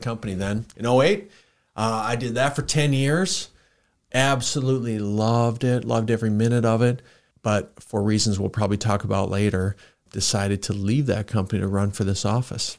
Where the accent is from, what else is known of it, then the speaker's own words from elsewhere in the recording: Worthington, Minnesota, United States; moved away as an adult; now in Sioux Falls, United States; I grew up in Worthington, Minnesota, so for listeners, that's about an hour from Sioux Falls